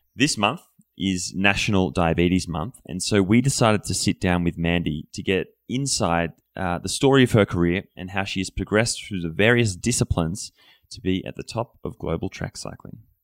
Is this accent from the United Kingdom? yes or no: no; Australia; moved away; being an Australian